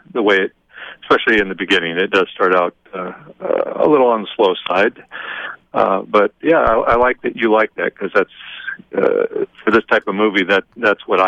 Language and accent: English; Kent, Washington, United States; Kent, Washington, which is where I grew up